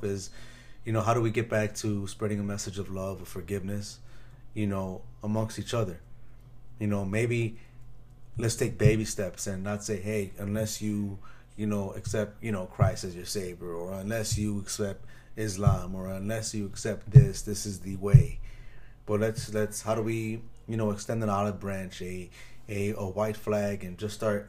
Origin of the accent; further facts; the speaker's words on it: Chicago, Illinois, United States; I grew up in Chicago, so there's a gang on every block.